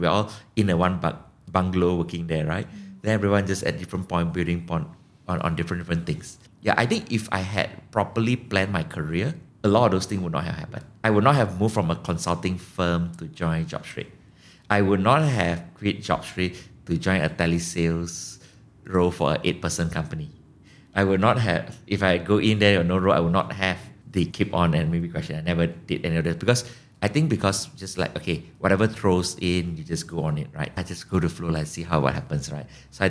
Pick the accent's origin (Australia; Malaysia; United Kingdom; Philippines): Malaysia; And I mentioned I'm from Malaysia and the person was super hyper and super excited.